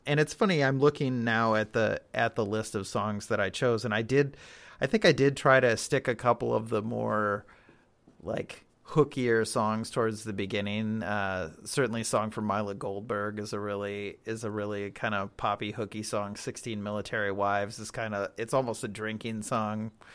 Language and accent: English; Berlin, Wisconsin, United States; Berlin is my hometown. Yeah, not New Berlin